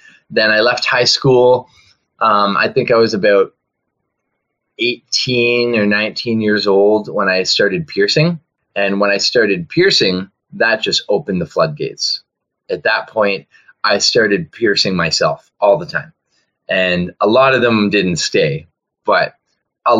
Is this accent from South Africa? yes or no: no; Ontario, Canada; moved away as an adult; also born or lived in Vancouver; Before I left Ontario, I grew up in Ontario, and it was 2004 that I moved out of there.